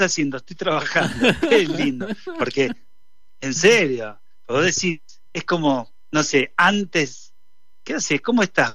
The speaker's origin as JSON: {"language": "Spanish", "town": "San Nicolás de los Arroyos", "region": "Buenos Aires Province", "country": "Argentina", "tie": "born or raised there", "moved": "yes", "said": "salí de San Nicolás, primero que nací"}